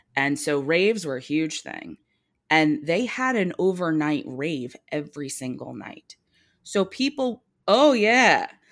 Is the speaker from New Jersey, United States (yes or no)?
yes; New Jersey, United States; I grew up in New Jersey